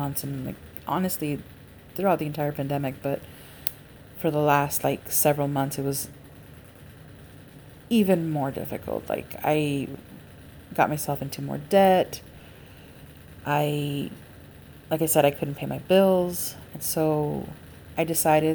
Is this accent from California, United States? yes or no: yes; Los Angeles, California, United States; I am an LA native and have always lived in Los Angeles County